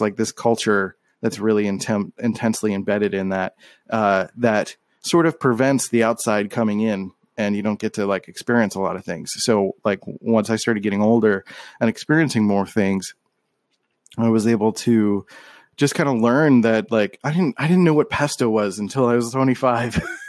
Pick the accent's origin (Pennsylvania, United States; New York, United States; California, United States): Pennsylvania, United States; Philadelphia; moved away as an adult; growing up in Philly, you're kind of, like, in this encapsulated echo chamber